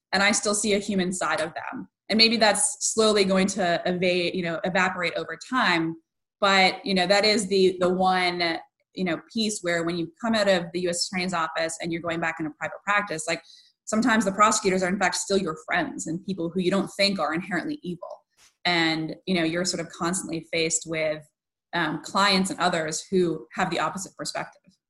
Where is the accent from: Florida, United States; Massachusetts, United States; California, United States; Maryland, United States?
Massachusetts, United States; Western; I grew up in Western Mass, and so I was somewhat sheltered